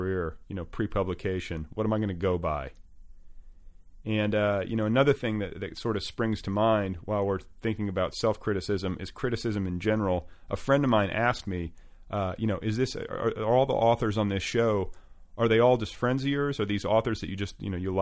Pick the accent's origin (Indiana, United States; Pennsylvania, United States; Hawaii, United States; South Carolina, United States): Indiana, United States; I'm from Indiana. He went to high school right down the road from where I went to high school